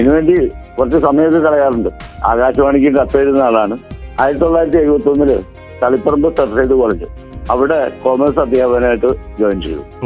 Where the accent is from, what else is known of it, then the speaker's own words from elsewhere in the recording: Tripunithura, Kerala, India; ഞാൻ തൃപ്പൂണിത്തുറ സ്വദേശി ആണ്